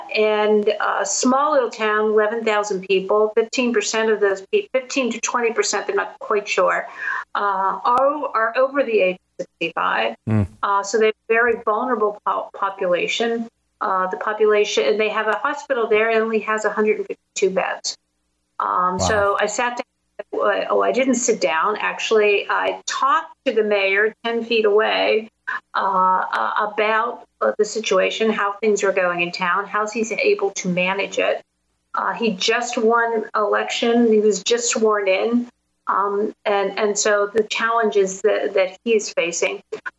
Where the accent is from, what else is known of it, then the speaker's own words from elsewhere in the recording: Pittsburgh, Pennsylvania, United States; So I started my journey in my hometown of Pittsburgh, where I live, and went to a really vibrant area of town called the Strip District.